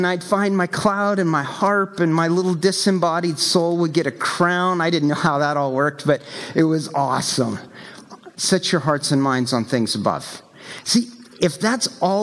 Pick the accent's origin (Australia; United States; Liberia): United States; the American South; I grew up in the American South